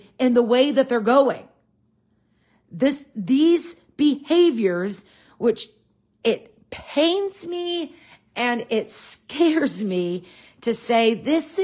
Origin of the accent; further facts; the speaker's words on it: United States; I'm an American in a modern culture